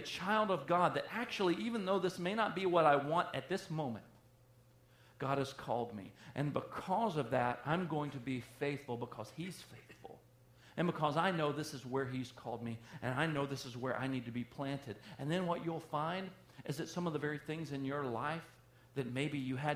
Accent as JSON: {"language": "English", "region": "the South", "country": "United States", "said": "I am from the South"}